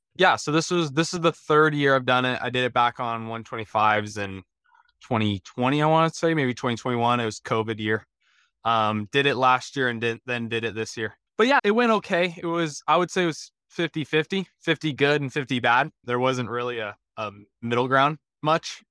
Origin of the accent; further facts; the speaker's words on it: Colorado, United States; I grew up in Colorado, um, kinda out east of, uh, the Denver area, so out there in the plains